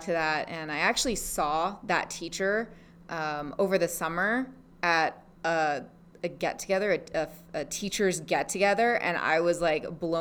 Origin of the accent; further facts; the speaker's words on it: Big Island, Hawaii, United States; moved away; also born or lived in Las Vegas; I was born and raised in Hawaii on the Big Island